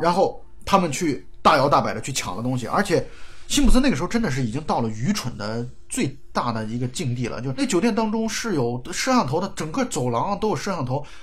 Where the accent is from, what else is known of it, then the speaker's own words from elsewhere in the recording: China; 我们作为中国人